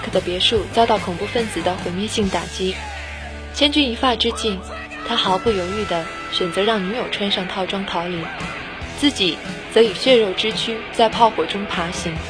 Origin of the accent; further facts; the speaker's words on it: China; 也就是我们中国人讲的“君子无异于物”。